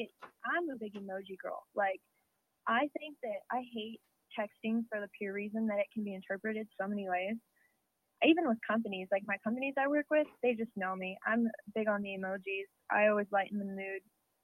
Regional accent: Midwest, United States; because that's what I've always done, you know, growing up in the Midwest

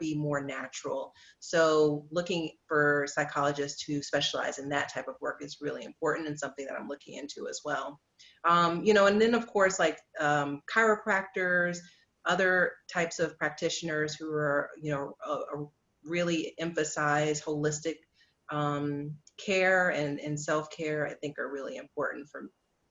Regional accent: the South, United States; I'm from the South too

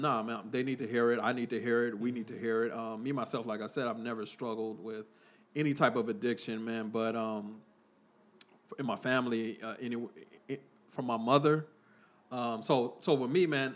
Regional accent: Oakland, California, United States; I was from, uh, I was born in Oakland, California

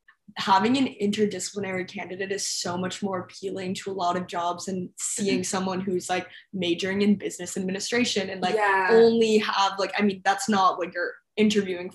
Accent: Westchester, New York, United States; moved away as an adult; now in Los Angeles, United States; I'm from Westchester, New York, which is the suburbs of New York City

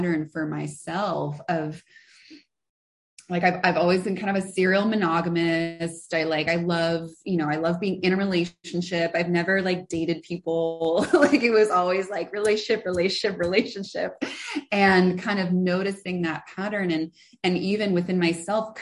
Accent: San Francisco, California, United States; born and raised in San Francisco, like actually San Francisco, not outside the city

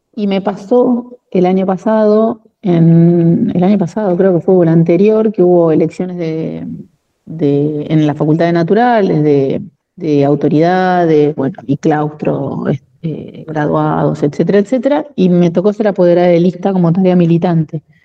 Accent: La Plata, Buenos Aires Province, Argentina; Yo nací en Capital Federal, soy porteña de nacimiento, en el barrio de Once. Mi mamá vivió un tiempo allá y nací allá y a los tres meses más o menos nos vinimos para La Plata

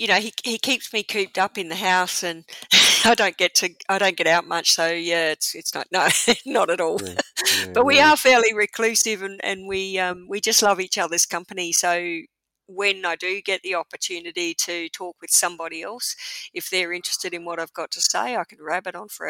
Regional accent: Darwin, Northern Territory, Australia; also born or lived in South Australia; For sure, yeah, I grew up in Darwin. I wasn't born there.

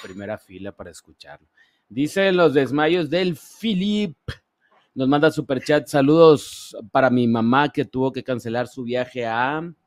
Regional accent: Ciudad Obregón, Sonora, Mexico; moved away; desde mi tierra, Ciudad Obregón, Sonora

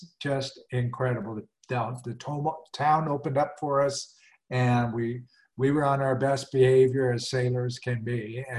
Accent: Southwest Montana, United States; moved away as an adult; now in Asheville, United States; I'm a mountain boy. I was born in Southwest Montana in the slopes of the Rocky Mountains and raised in the Rocky Mountains.

